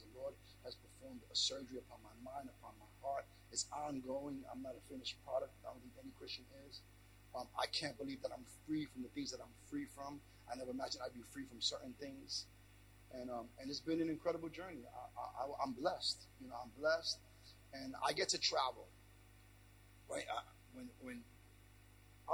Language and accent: English; New York City, New York, United States; I'm born in New York, Brooklyn, New York